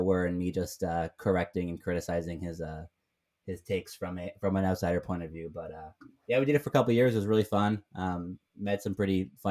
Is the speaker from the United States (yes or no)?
no; Southern Ontario, Canada; growing up in Southern Ontario